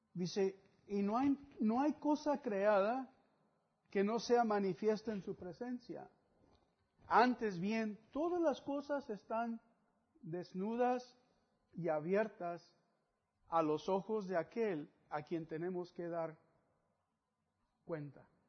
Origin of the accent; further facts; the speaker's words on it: Mexico; algunos otros somos de México